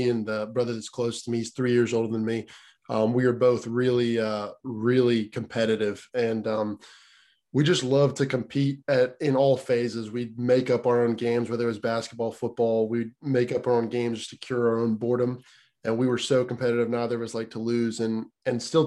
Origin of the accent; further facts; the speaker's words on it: Tennessee, United States; also born or lived in Pennsylvania / Clay County, Tennessee; When I was five, I moved to Tennessee